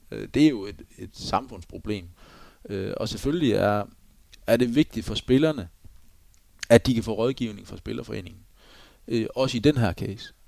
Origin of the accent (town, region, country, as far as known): Denmark